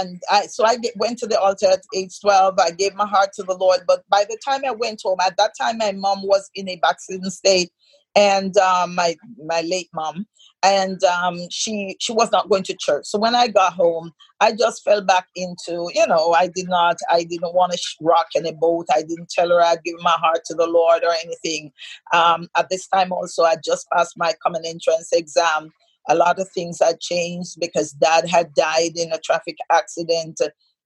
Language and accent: English; Saint Catherine, Jamaica; I hail from St. Catherine, Jamaica